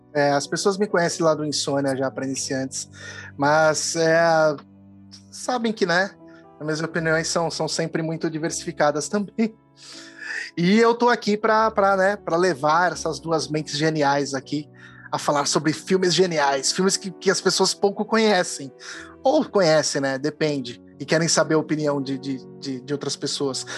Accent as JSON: {"language": "Portuguese", "town": "Santa Rita do Passa Quatro", "region": "São Paulo", "country": "Brazil", "moved": "yes", "said": "eu vivi muito tempo da minha vida em Santa Rita do Passa Quatro"}